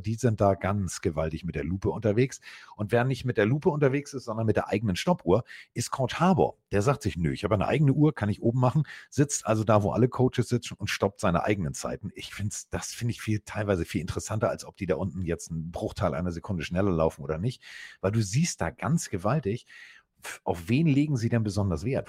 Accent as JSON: {"language": "German", "region": "Hamburg", "country": "Germany", "said": "so sind wir Hamburger"}